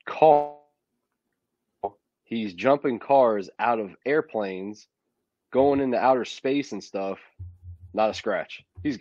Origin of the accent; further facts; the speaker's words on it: Florida, United States; moved away; my hometown in Florida